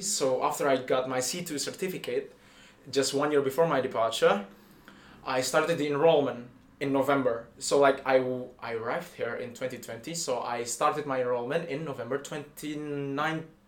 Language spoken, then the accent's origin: English; Indonesia; moved away as an adult; now in Paris, France; I am from Indonesia.